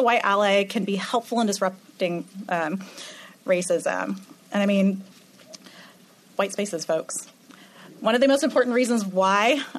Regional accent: Orlando, Florida, United States; I'm from Orlando, Florida

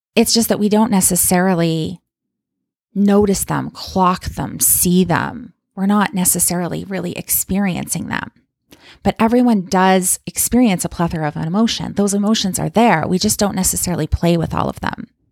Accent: Calgary, Alberta, Canada; moved away as an adult; now in Kamloops, Canada; I don't still live in my hometown of Calgary, Alberta

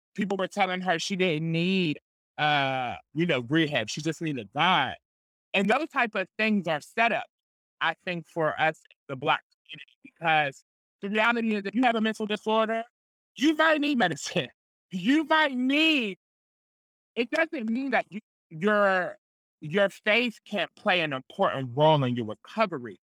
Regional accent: Pittsburgh, Pennsylvania, United States; I grew up in the Hill District

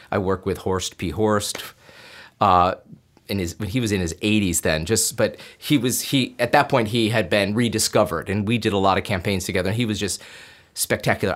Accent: Binghamton, New York, United States; moved away as an adult; I'm an upstate New York boy. I grew up in Binghamton, New York

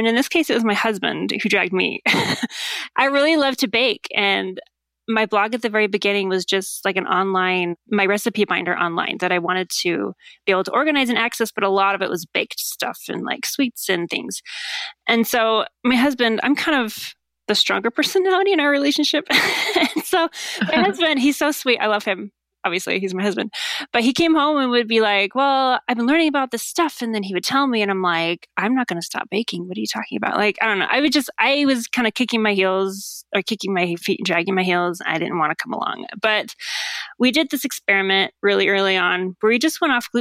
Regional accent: Idaho, United States; moved away; I grew up in Idaho

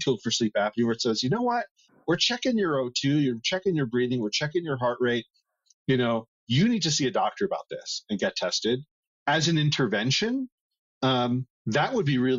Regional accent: Northeast, United States; now in Arizona, United States; I come from the Northeast where me growing up, I remember times when it was too cold at night

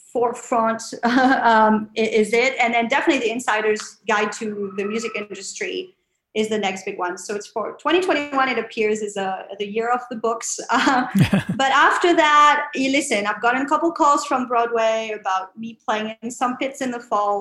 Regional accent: France; now in New York City, United States; I'm originally from France

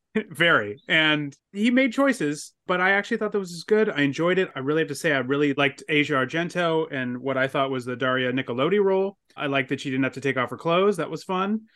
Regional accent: San Diego, California, United States; I grew up in San Diego

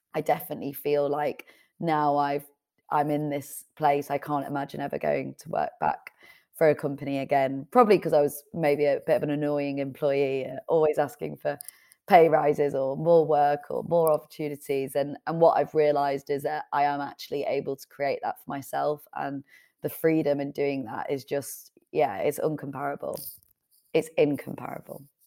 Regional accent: Leeds, Yorkshire and the Humber, United Kingdom; moved away; also born or lived in Manchester; originally I was living in Manchester, but I'm from Leeds originally

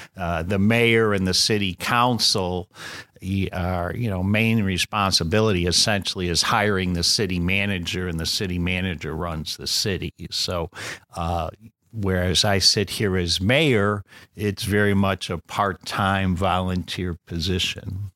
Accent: Riverside, Illinois, United States; now in Wheaton, United States; I grew up in Riverside

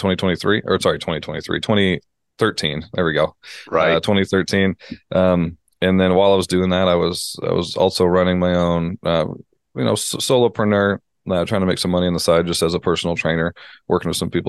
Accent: Canada; moved away as an adult; also born or lived in United States; I'm Canadian moving to the States

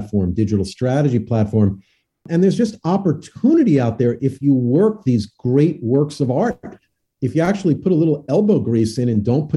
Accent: New Jersey, United States; I grew up in New Jersey

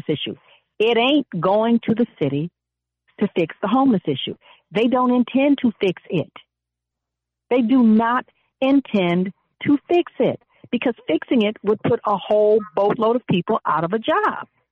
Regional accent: Pasadena, California, United States; also born or lived in Altadena; When we grew up in Altadena, Pasadena

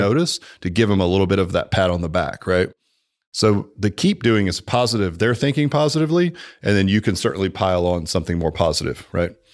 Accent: Dallas, Texas, United States; moved away; I'm from Dallas, man. I mean, I've been here longer than you

